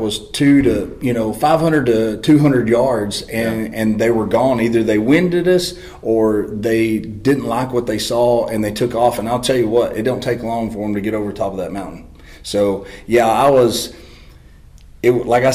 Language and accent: English; Texas, United States; I'm from Texas and there's not a lot of mountains